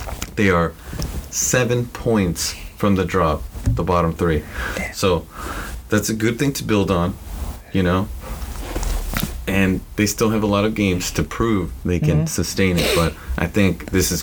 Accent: United States; as an American

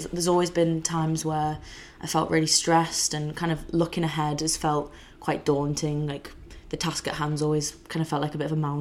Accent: the Wirral, North West England, United Kingdom; I'm from the Wirral, just outside Liverpool

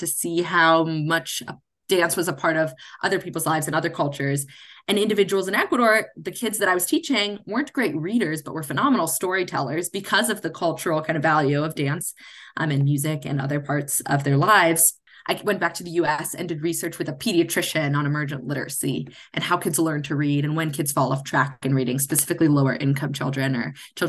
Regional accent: Cincinnati, Ohio, United States; I'm originally from Cincinnati, Ohio

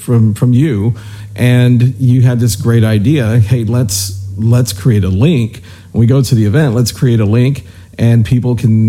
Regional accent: Houston, Texas, United States; I'm from Houston. You know, I was born here. And there's a lot of things that I remember I grew up with.

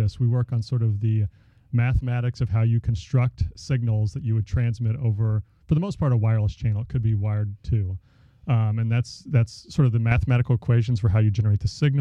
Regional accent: Dallas, Texas, United States; moved away; I grew up in the Dallas area

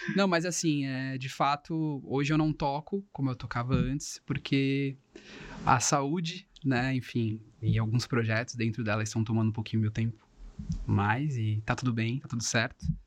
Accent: Cubatão, São Paulo, Brazil; eu sou cubatense, né? Eu sou de Cubatão, aqui da região

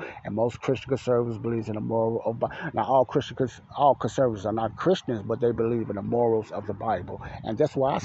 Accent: United States; I was born here in America

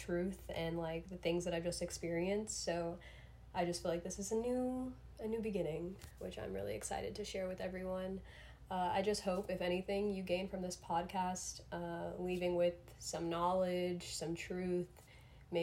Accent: South Florida, United States; I grew up in South Florida. I'm still based in South Florida currently

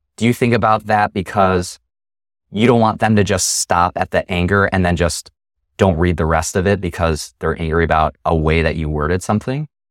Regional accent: Chicagoland, Illinois, United States; growing up in Chicagoland

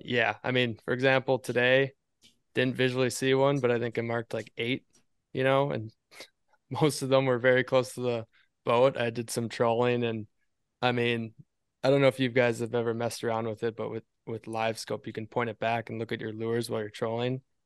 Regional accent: Appleton, Wisconsin, United States; now in Eagle River, United States; we are actually born and raised in Appleton, Wisconsin, which is really close to Green Bay

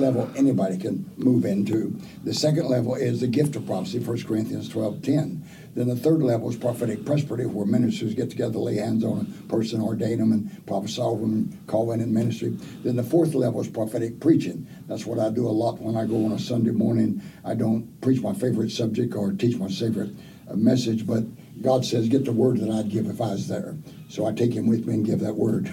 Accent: Oklahoma, United States; I was raised in Oklahoma

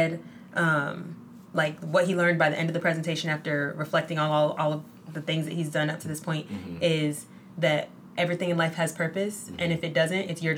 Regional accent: Midwest, United States; now in Bay Area, United States; we're from the Midwest

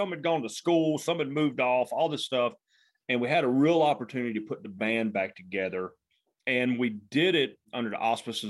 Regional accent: the South, United States; accent: Southern drawl; the Southern drawl just kills me.

